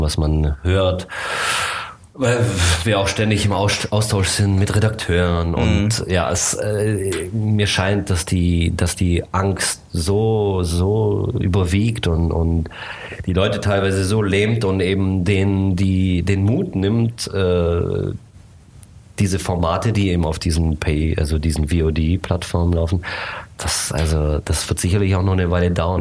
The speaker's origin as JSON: {"language": "German", "country": "Germany", "tie": "born or raised there", "also_born_or_lived": "Bucharest, Romania / United States", "said": "ich bin hier in Deutschland aufgewachsen, ich bin in Bukarest geboren"}